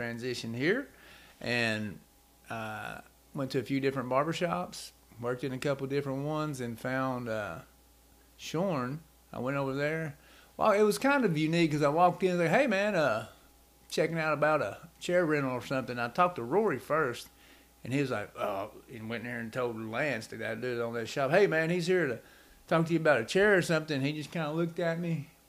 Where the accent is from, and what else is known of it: Knoxville, Tennessee, United States